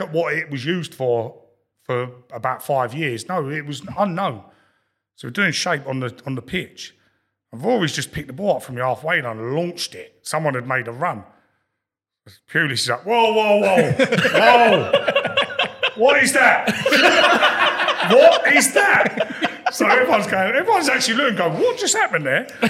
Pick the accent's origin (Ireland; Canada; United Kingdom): United Kingdom; London; I grew up in Lewisham, so I, I used to go Millwall as a kid